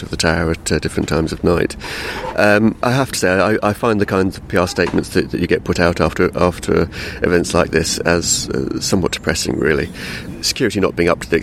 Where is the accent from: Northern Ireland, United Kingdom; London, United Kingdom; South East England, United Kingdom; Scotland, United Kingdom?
London, United Kingdom; I grew up in London during the 70s and the 80s